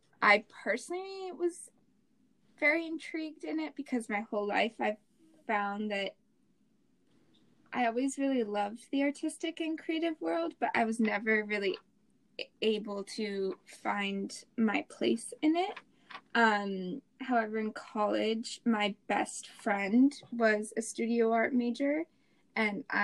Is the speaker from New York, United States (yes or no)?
no; Jackson, Wyoming, United States; moved away as an adult; also born or lived in Santa Clara, California / Melbourne, Australia; I am born and raised in Jackson Hole, Wyoming